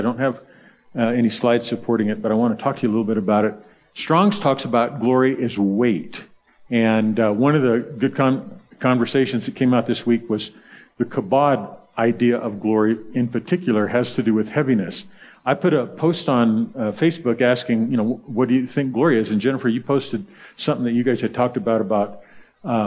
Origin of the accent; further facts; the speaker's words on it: the South, United States; I'm from the South